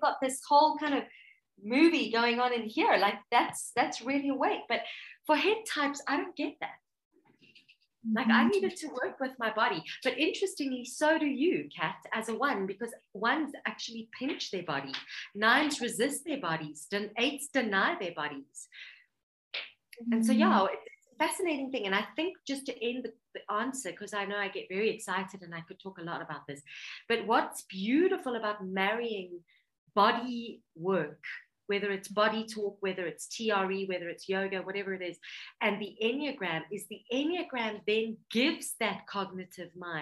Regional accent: Johannesburg, Gauteng, South Africa; I was born in Johannesburg, South Africa. My parents were immigrants

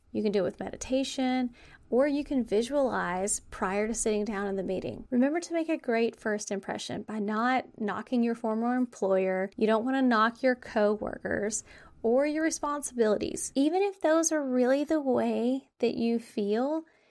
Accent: the South, United States; I was raised in the South

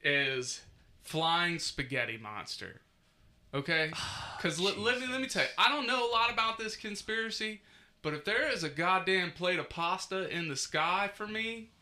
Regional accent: Hebron, Kentucky, United States; It's like, I'm from Hebron, motherfucker.

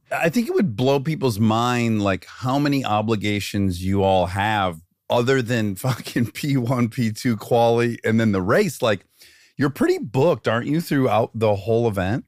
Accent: Detroit, Michigan, United States; I grew up in Detroit, Michigan

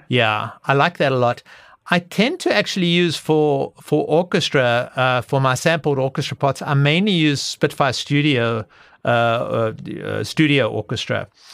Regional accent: South Africa; growing up in South Africa

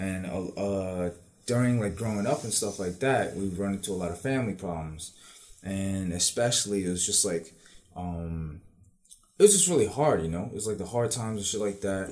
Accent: New York City, New York, United States; now in Lynbrook, United States; I may have moved to Long Island, but I still, you know, I, yeah, I still fucks with Queens

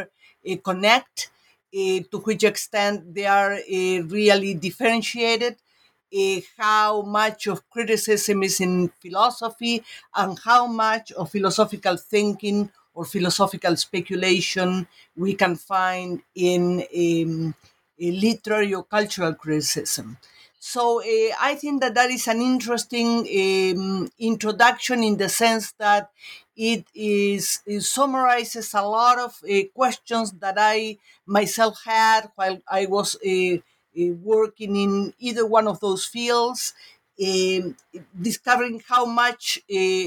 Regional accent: Uruguay; moved away; I'm from Uruguay and started my studies in my country

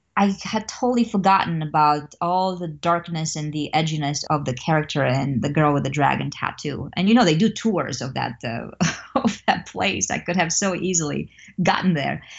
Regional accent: Romania; now in Missouri, United States; I'm originally from Romania, and, um, I grew up there in a very much of a communist context.

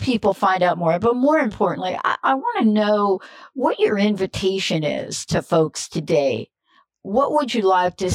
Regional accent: United States; also born or lived in New Jersey; now in Seattle, United States; I'm from New York. I know they're telling you I live in Seattle. Yeah, that's true. But I'm born and raised in New York and New Jersey

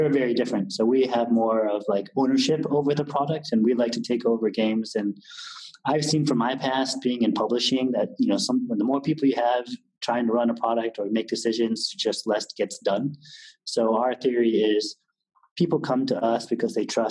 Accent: California, United States; now in Berlin, Germany; I was from California

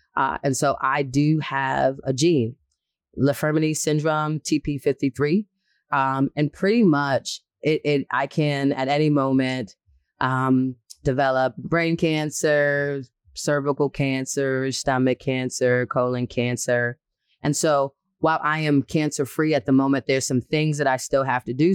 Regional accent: Boston, Massachusetts, United States; I'm born and raised in Boston

